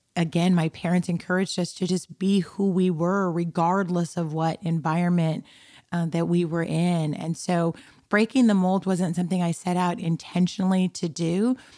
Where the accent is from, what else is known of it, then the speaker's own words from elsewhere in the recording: Tucson, Arizona, United States; also born or lived in Compton, California; we traversed from Compton, California, which was ninety-nine point nine nine percent black to Tucson, Arizona, which was ninety-nine point nine nine percent white, um, and grew up there, uh, in Tucson